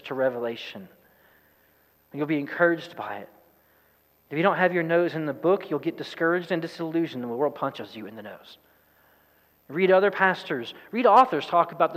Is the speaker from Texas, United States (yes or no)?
yes; East Texas, United States; I'm from East Texas